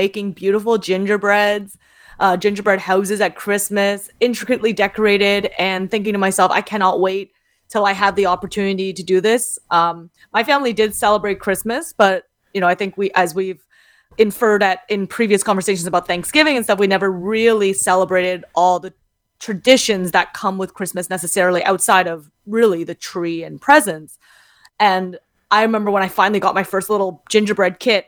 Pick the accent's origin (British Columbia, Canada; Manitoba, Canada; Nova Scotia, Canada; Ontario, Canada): Ontario, Canada; Kitchener; I grew up in Kitchener-Waterloo, so very Germanic city